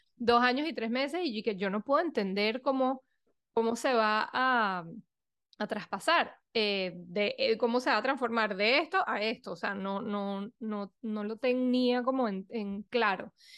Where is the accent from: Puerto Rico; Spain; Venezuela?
Venezuela; moved away as an adult; also born or lived in Europe / New York, United States; soy venezolana, eh, fui un poco nómada, que viví un poco por todos lados apenas me gradué del colegio